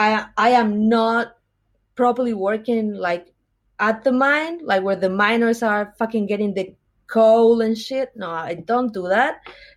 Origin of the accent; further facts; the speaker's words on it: Chile; now in Australia; Oh, I'm from Chile. That's in South America.